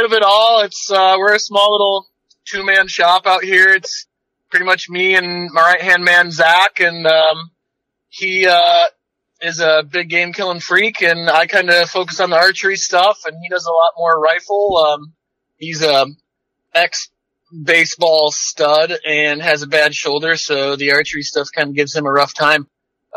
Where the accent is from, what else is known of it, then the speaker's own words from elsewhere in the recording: Northwest Michigan, United States; moved away as an adult; also born or lived in Colorado; now in Bellingham, United States; I grew up in Northwest Michigan, moved out here after high school